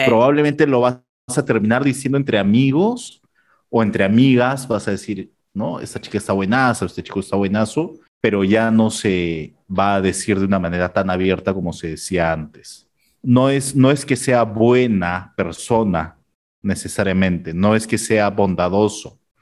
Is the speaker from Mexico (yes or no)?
no; Peru; del Perú.